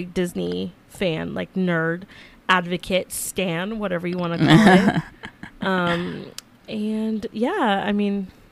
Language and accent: English; El Salvador; I'm from El Salvador